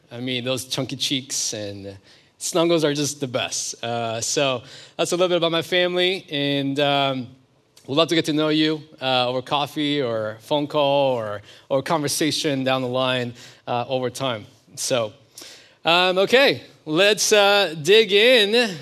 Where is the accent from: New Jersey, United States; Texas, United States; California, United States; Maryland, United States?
California, United States; moved away; also born or lived in Oklahoma; I'm originally from California.